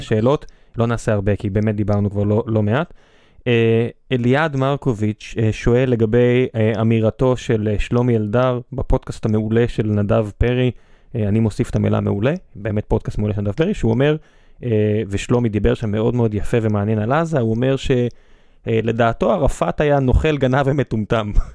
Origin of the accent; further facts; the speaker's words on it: Beersheba, Southern District, Israel; ואני בחור באר שבעי במקור